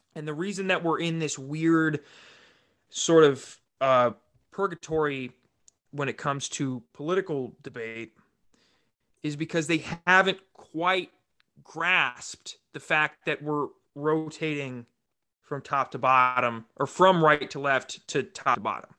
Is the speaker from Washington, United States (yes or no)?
no; Rapid City, South Dakota, United States; in South Dakota, like, I grew up in Rapid City.